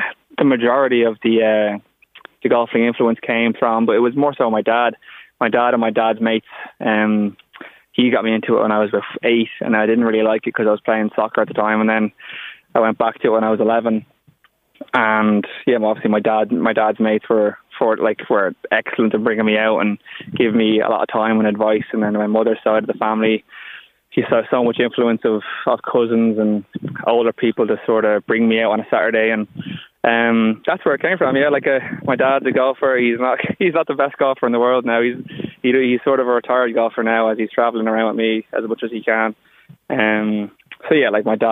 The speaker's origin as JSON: {"language": "English", "town": "Bettystown", "region": "Leinster", "country": "Ireland", "tie": "born or raised there", "said": "growing up in Beattystown"}